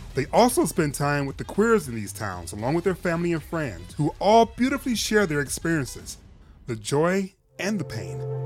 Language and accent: English; Detroit, Michigan, United States; I'm originally from Detroit, but my folks, both my parents are originally from the South